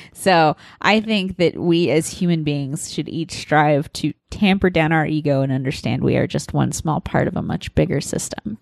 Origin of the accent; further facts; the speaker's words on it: Nebraska, United States; moved away; I'm from Nebraska